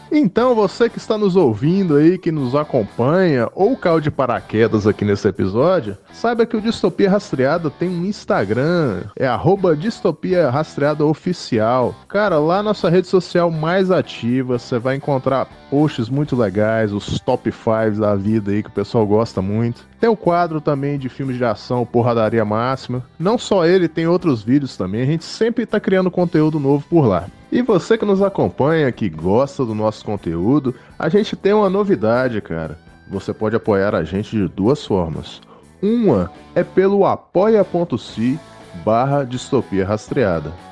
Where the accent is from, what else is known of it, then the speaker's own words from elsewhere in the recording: Minas Gerais, Brazil; é isso aí, cara. Mineiro e praia é um caso de amor eterno.